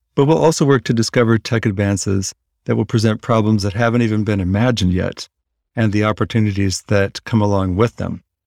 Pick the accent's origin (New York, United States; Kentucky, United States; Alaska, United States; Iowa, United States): Iowa, United States; moved away as an adult; now in Palm Springs, United States; I grew up in Iowa, but I moved here a couple of years ago with my partner